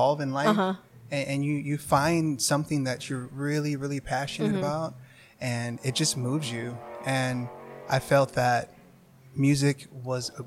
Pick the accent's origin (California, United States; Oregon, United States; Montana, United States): California, United States; Los Angeles; I grew up here in Los Angeles